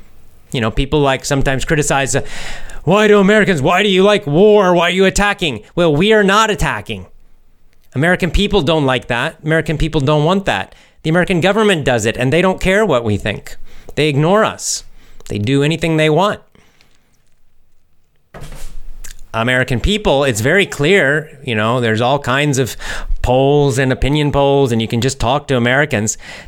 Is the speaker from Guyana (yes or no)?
no; Russia; born there; I was born in Russia. I still live here.